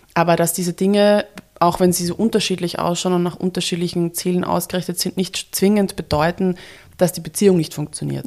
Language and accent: German; Vienna, Austria; Wien ist meine Heimat